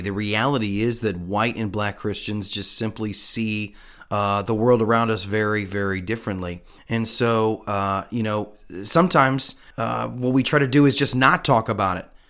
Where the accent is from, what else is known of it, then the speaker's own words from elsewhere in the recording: United States; as an American